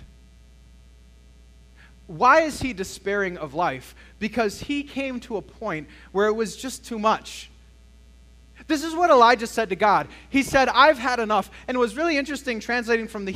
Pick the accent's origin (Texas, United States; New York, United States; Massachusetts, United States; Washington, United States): Texas, United States; El Paso; I was born in El Paso, Texas